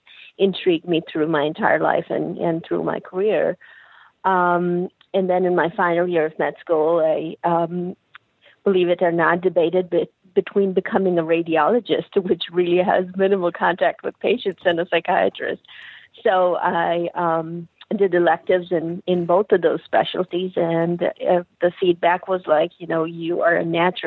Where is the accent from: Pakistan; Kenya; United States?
Pakistan; moved away; I'm originally from Pakistan, and as a child, I was a bright child